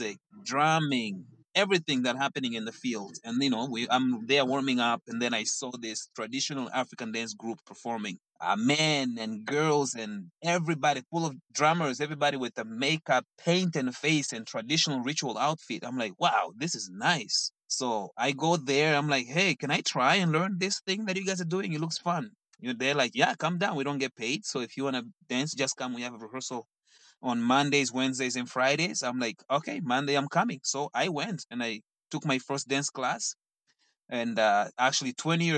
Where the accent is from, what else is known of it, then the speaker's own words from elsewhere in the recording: Mozambique; English is a second language; moved away as an adult; now in Toronto, Canada; So, I was born in Mozambique, born and raised in Mozambique.